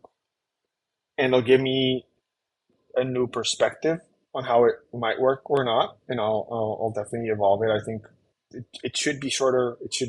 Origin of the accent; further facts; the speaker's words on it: Colombia; I'm from Colombia